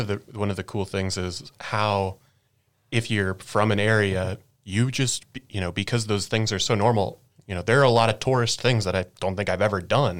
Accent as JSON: {"language": "English", "area": "East Bay", "region": "California", "country": "United States", "moved": "yes", "said": "I was from the East Bay, so I would spend more time in, like, Oakland and Berkeley"}